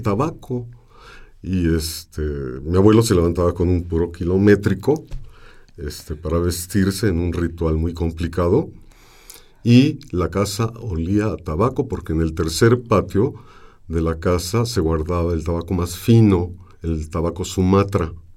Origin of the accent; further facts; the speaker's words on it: Mexico City, Mexico; Nací en Santa María la Ribera, en la calle del Álamo, que hoy se llama Mariano Azuela. Y entonces este, crecí entre eh, las gentes del barrio